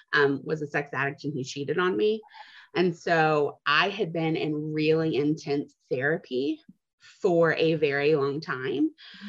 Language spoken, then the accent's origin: English; Dallas, Texas, United States; I'm 32. I'm from Dallas.